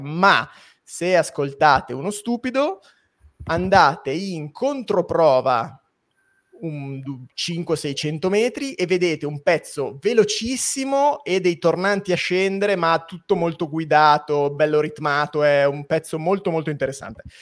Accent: Biella, Piedmont, Italy; io sono di Biella

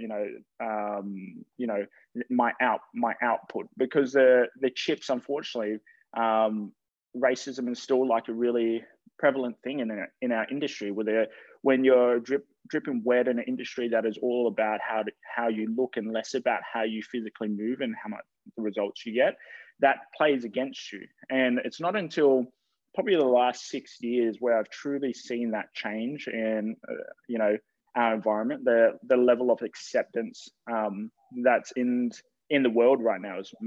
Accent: Campbelltown, New South Wales, Australia; also born or lived in Canberra; When I grew up there, when my parents moved us there, when I think it was 10 years old

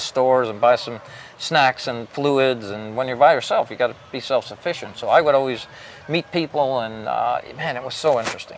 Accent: Bethlehem, Pennsylvania, United States; I grew up in Bethlehem, Pennsylvania

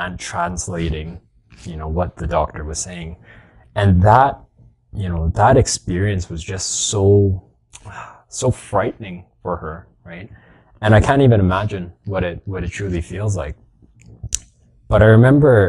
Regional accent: Edmonton, Alberta, Canada; born and raised in Edmonton

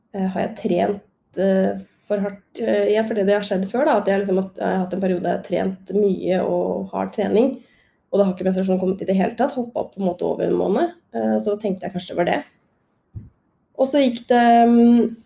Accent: Krokstadelva, Buskerud, Norway; jeg er jo eh, fra Drammen. Eller Krokstadelva, eh, rettere sagt.

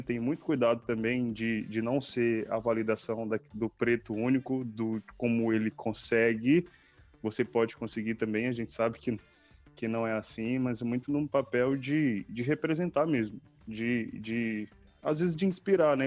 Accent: Cidade Operária and Bairro de Fátima, Maranhão, Brazil; moved away as an adult; da onde eu cresci, não só na cidade operária, mas no bairro de Fátima, que é o bairro dos meus que, que é o bairro dos meus pais, onde eu cresci

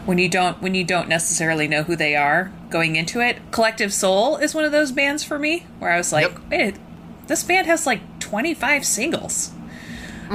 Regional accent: Rockford, Illinois, United States; I'm from Rockford

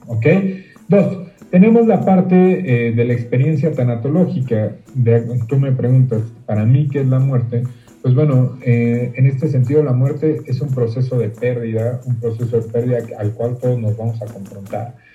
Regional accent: Mexico; como mexicano que soy

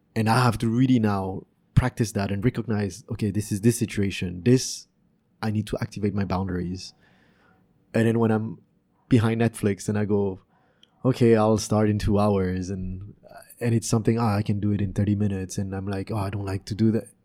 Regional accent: France; also born or lived in Canada; now in Vietnam; growing up in France and Canada

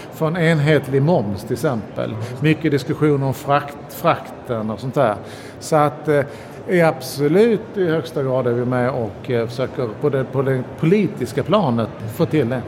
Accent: Sweden; vi svenskar

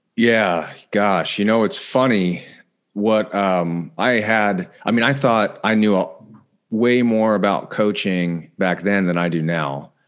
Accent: Indiana, United States; moved away as an adult; also born or lived in Denver, Colorado; now in California, United States; I was born in Denver originally, but, uh, grew up in Indiana. So I'm a, I'm a Midwest guy

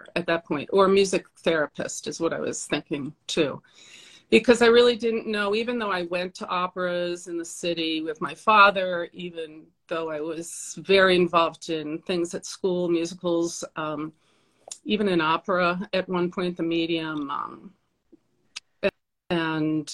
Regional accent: Port Washington, New York, United States; I'm from Long Island

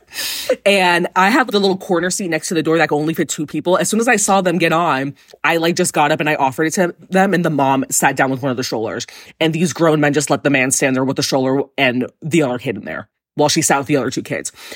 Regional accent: New York, United States; I'm gay and from New York

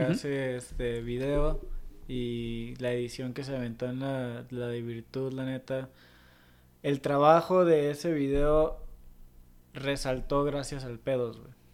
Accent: Mexico

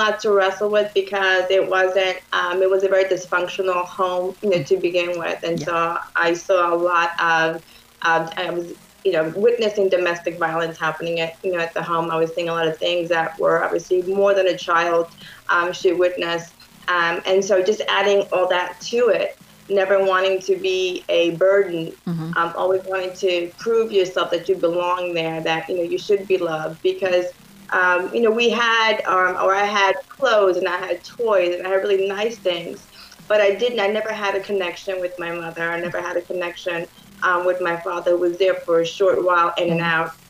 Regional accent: New York, United States; Yes, born and raised in New York. Very large family. My mother from Dominican Republic.

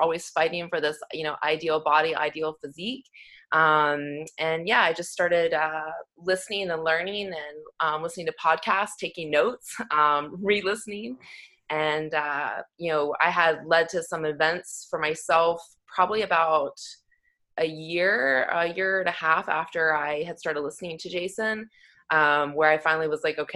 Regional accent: Irmo, South Carolina, United States; now in Canada; I'm a hybrid though, because I'm actually from South Carolina.

